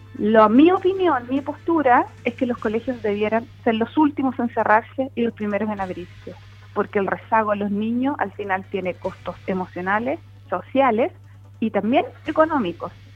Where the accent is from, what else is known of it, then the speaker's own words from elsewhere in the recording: Puerto Montt, Los Lagos, Chile; yo soy nacida y criada en Puerto Montt